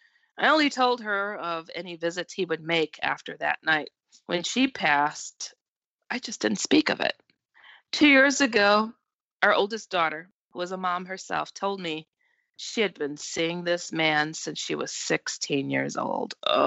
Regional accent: Texas, United States; now in Iowa, United States; Well, I am 48 years old. I was born and raised in Texas. I now live in Iowa.

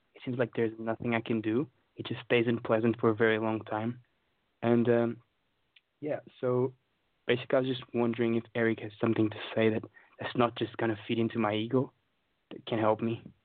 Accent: Portugal; now in London, United Kingdom; I'm from uh, Portugal

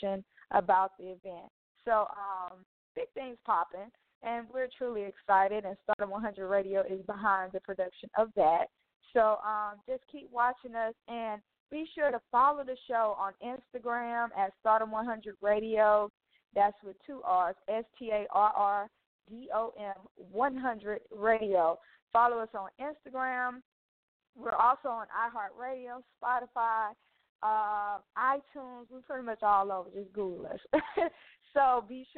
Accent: Mobile, Alabama, United States; Mobile, Alabama, my hometown city

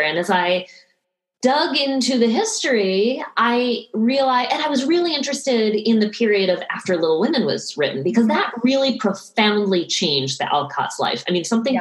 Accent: right outside of Boston, Massachusetts, United States; I grew up right outside of Boston

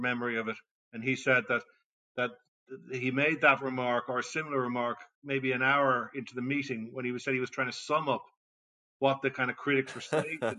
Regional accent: Ireland; as an Irishman

